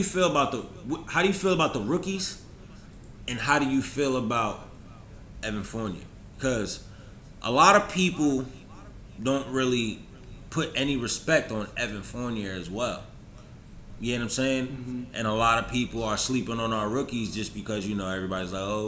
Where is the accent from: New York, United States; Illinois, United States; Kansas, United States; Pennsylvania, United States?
New York, United States; I'm from New York